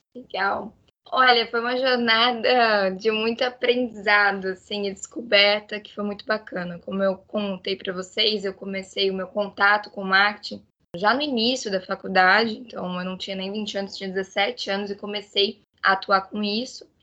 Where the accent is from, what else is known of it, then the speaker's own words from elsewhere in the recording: Florianópolis, Santa Catarina, Brazil; eu sou aqui de Floripa